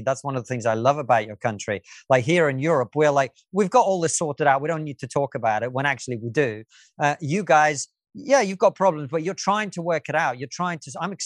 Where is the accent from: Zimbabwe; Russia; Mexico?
Russia; moved away; I was born in the Soviet Union.